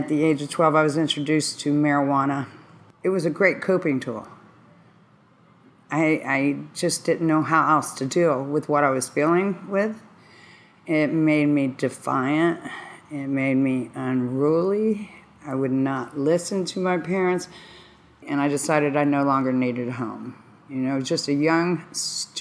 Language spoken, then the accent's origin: English; Dayton, Ohio, United States; I'm from Dayton, Ohio